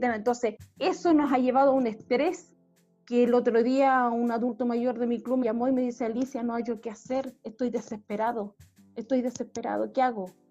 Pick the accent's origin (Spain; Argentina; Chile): Chile; Alto, northern Chile; yo soy de Alto